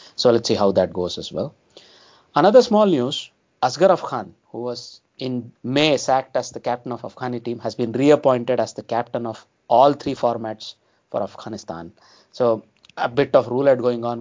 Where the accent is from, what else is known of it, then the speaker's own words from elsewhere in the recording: India; as Indian cricket fans